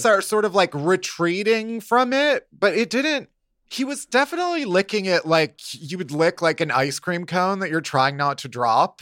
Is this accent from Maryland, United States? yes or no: no; Chicago, Illinois, United States; now in New York, United States; I'm from Chicago